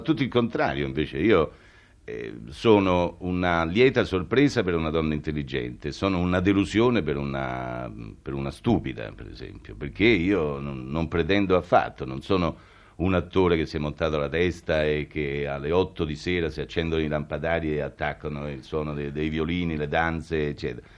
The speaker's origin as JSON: {"language": "Italian", "town": "Rome", "region": "Lazio", "country": "Italy", "tie": "born or raised there", "said": "sono romano, nato a Roma"}